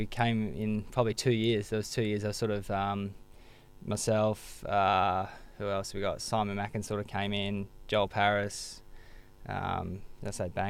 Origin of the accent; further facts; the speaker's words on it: Bunbury, Western Australia, Australia; also born or lived in England; I think mum and dad came on a holiday here when I was one, and they loved it and decided to ship over. So I loved growing up in Bunbury, a little country.